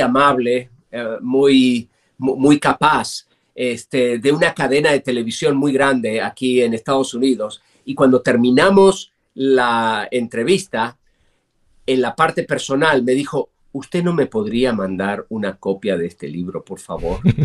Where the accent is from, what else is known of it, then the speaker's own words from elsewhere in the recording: Argentina; moved away as an adult; now in United States; yo crecí en un país con mucha inflación